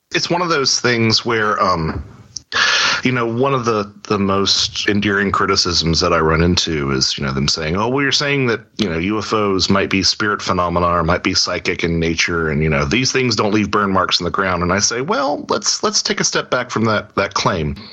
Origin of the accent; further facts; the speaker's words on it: Lake Norman, North Carolina, United States; I grew up on Lake Norman in North Carolina